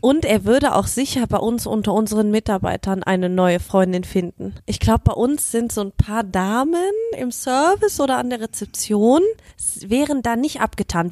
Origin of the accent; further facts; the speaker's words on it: Germany; Ich als Deutsche